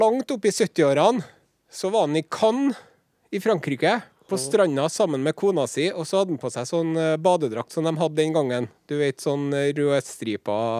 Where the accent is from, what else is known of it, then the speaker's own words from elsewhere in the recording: Trøndelag, Norway; oss trøndere